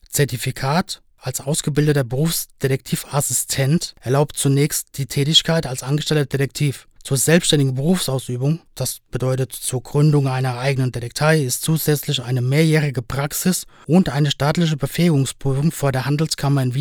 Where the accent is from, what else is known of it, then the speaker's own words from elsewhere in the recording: Spain; now in Berlin, Germany; Das ist zum Beispiel in Österreich zwingend so und auch in meiner Heimat Spanien.